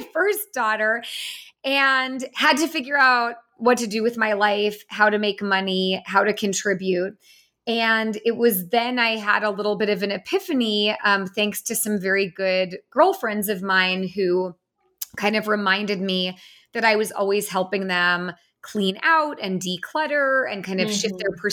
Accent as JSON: {"language": "English", "area": "San Francisco Bay Area", "region": "California", "country": "United States", "tie": "born or raised there", "said": "I grew up in the San Francisco Bay Area"}